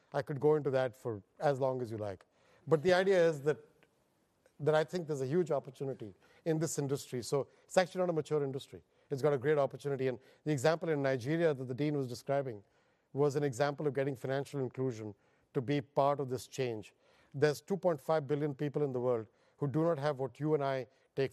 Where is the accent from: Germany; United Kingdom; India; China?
India; moved away as an adult; now in United States; I'm Indian by birth, and I was educated there. I have no education overseas